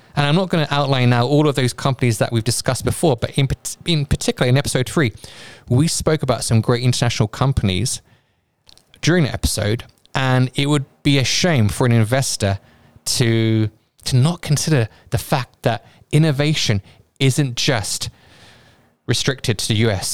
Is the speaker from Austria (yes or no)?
no; United Kingdom; my home country, the U K